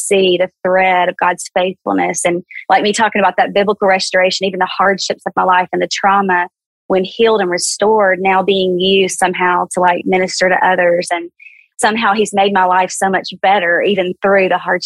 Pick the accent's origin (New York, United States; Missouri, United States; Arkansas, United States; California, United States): Arkansas, United States; South Central, small town; accent: Southern; moved away as an adult; also born or lived in Dallas, Texas; I was born and raised in small town Arkansas, kind of South Central, you know, little town of 18,000 people.